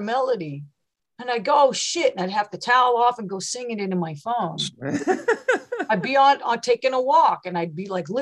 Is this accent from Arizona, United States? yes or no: no; West Virginia, United States; also born or lived in Seattle; now in Portland, United States; I'm from West Virginia.